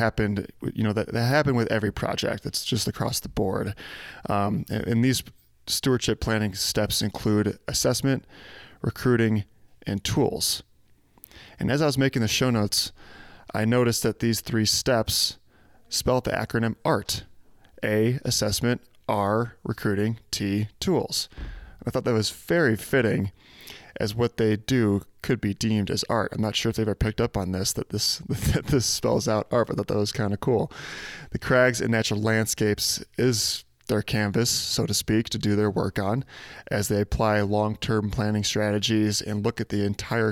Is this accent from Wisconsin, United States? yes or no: no; Chicago, Illinois, United States; moved away; I'm from Chicago originally